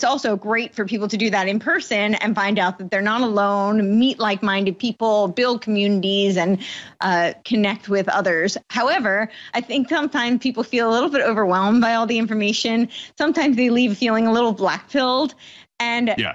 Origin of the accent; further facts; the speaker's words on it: United States; moved away as an adult; also born or lived in New York City / Los Angeles; I grew up on the East Coast, right outside New York City